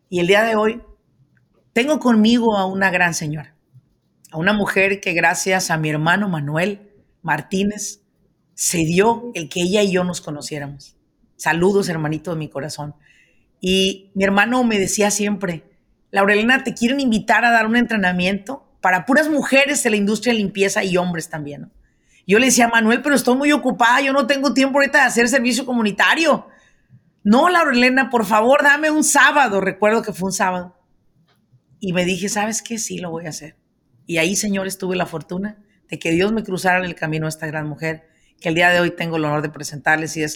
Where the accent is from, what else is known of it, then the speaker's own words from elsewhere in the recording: El Salvador; moved away as an adult; now in Maryland, United States; Llegué en el 2008, soy